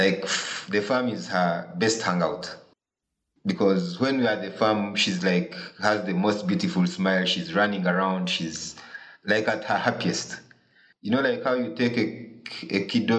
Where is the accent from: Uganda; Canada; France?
Uganda; Mbarara, Western Region; born or raised there